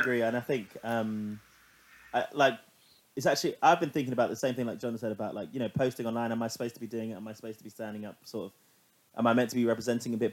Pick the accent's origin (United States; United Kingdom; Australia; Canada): United Kingdom; London; growing up in London